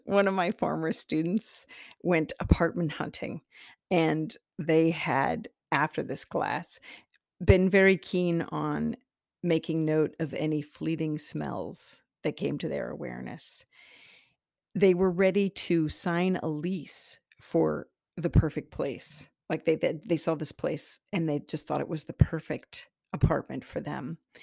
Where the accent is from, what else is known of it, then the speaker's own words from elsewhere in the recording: Iowa, United States; I'm from Iowa, the Iowa soil